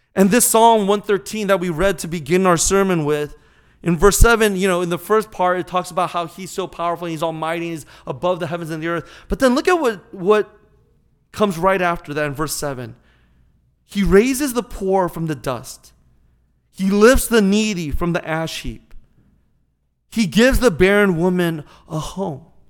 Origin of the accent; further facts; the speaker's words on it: California, United States; moved away as an adult; now in St. Louis, United States; growing up in California